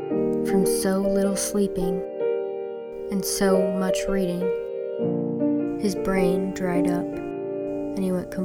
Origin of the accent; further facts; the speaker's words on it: Buffalo, New York, United States; So I am currently living in my hometown of Buffalo, New York.